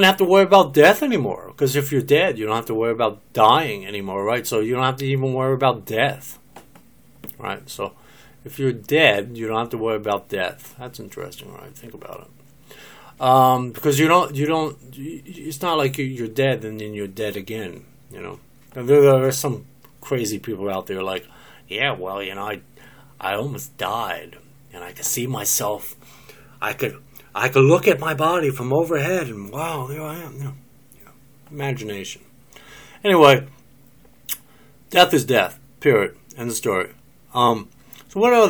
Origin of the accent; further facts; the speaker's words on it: New Jersey, United States; also born or lived in Philadelphia, Pennsylvania; now in Oklahoma, United States; I'm from New Jersey, I lived most of my life in New Jersey, I was born in Philadelphia